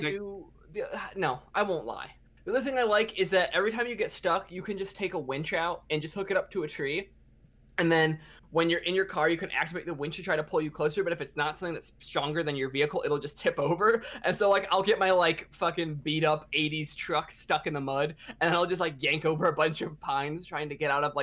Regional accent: Michigan, United States; I'm from Michigan. I live in Michigan

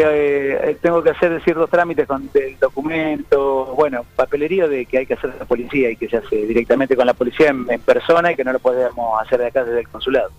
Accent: Argentina; soy argentino y amo mi patria

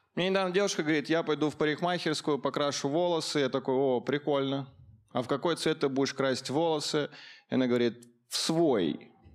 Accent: Caucasus, Russia; Я рос на Кавказе, я был единственным русским мальчиком в классе

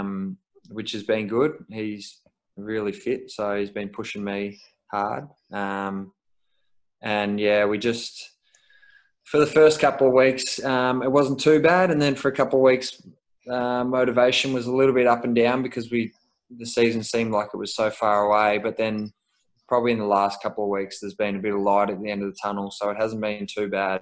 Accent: Melbourne, Victoria, Australia; moved away as an adult; now in Brisbane, Australia; I'm from Melbourne originally

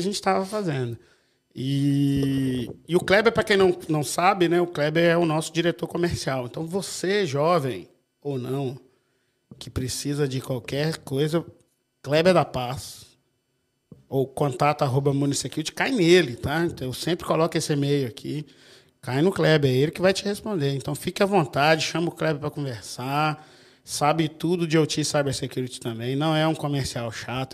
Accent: Minas Gerais, Brazil; eu sou de Minas

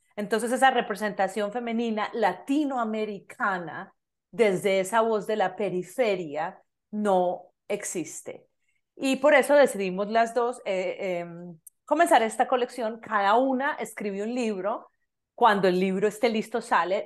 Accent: Medellín, Antioquia, Colombia; now in Canada; soy colombiana, de Medellín, Colombia

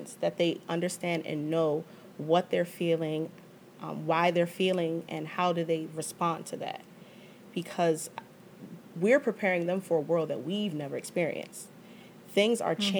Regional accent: Prince George's County, Maryland, United States; my experience as a black woman growing up in Prince George's County

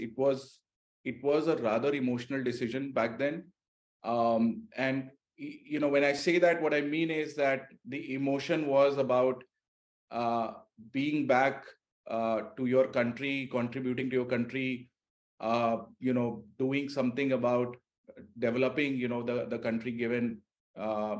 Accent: India; moved away as an adult; I'm an Indian

